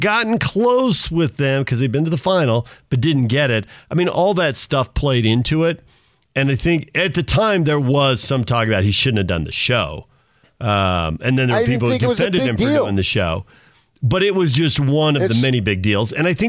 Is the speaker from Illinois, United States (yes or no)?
no; California, United States; Growing up in Southern California, and there was a massive, massive fire.